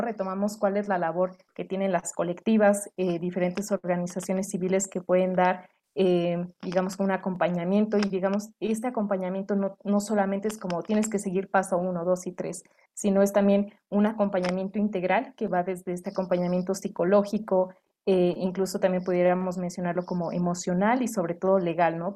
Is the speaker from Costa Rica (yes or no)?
no; Mexico; como residentes mexicanos o, por ejemplo, en este caso, eh, desde el Estado de México, desde Tlaxcala y desde diferentes entidades de nuestro país